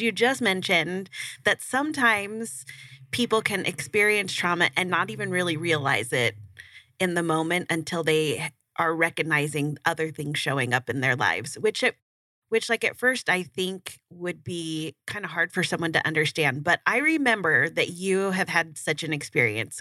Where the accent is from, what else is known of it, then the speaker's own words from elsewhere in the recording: Burbank, California, United States; I grew up in Burbank